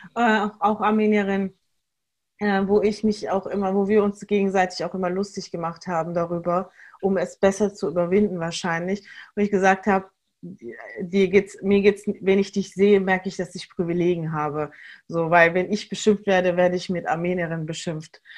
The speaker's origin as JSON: {"language": "German", "country": "Germany", "tie": "born or raised there", "said": "Wir als hier in, in Deutschland Geborene"}